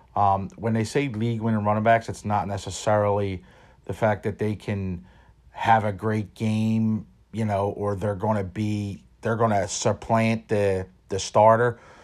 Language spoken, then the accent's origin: English; Philadelphia, Pennsylvania, United States; born and raised in Philadelphia